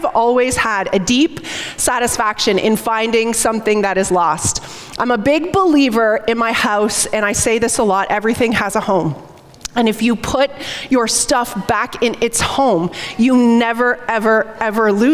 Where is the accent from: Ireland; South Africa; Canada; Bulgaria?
Canada; St. Catharines, Ontario; We grew up together in St. Catharines